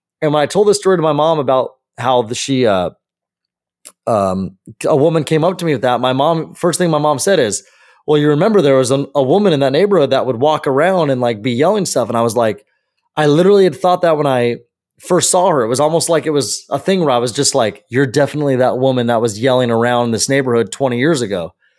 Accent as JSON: {"language": "English", "region": "California", "country": "United States", "tie": "born or raised there", "said": "the neighborhood actually that I grew up in over in the Santiago Hills area by SCC."}